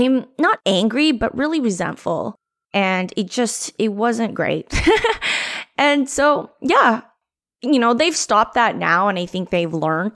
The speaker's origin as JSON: {"language": "English", "country": "Canada", "lives_now": "Vancouver, Canada", "said": "being Filipino-Canadian"}